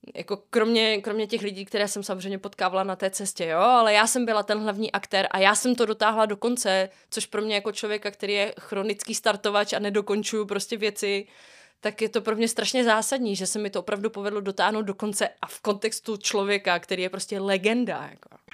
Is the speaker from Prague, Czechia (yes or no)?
yes; Prague, Czechia; jsem z Prahy